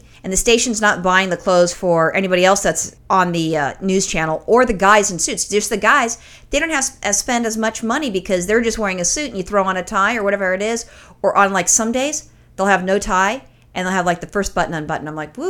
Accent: California, United States; accent: thick California; it's my thick California accent.

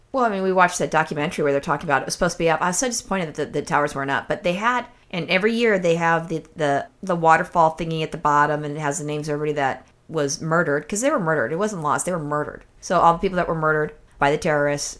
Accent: California, United States; I'm a native Californian

